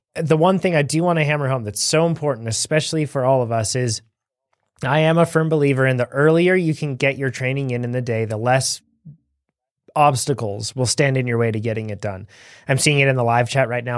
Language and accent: English; United States; we're from the United States of America